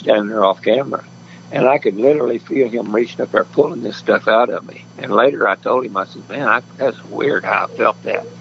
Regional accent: Enid, Oklahoma, United States; now in California, United States; I was born in Oklahoma City and I was raised up around Enid, Oklahoma, northern part.

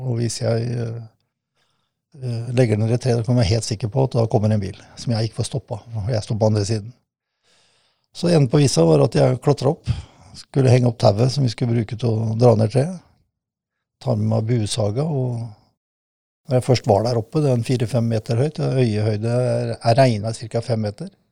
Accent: Kråkerøy, Østfold, Norway; also born or lived in Fredrikstad; Opprinnelig så er hjertet mitt uh, lagt uh, på Kråkerøy. Det er der jeg kommer ifra.

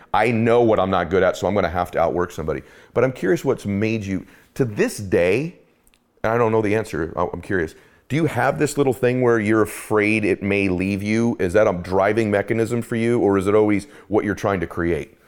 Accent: Boston, Massachusetts, United States; I was born in Boston

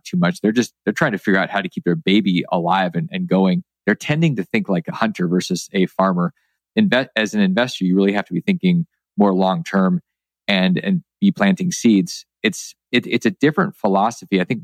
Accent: Alaska, United States; where I grew up in Alaska

